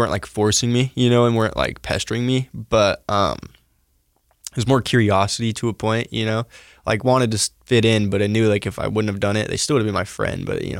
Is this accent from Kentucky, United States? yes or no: no; Salt Lake City, Utah, United States; So I was born in Salt Lake. You know, I lived with my grandparents and my mom, till I was about, I don't know, 11 or 12.